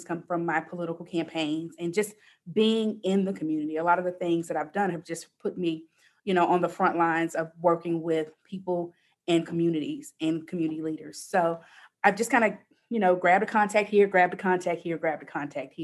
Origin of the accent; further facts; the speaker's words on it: Houston, Texas, United States; I grew up in Houston in Third Ward, which is predominantly African-American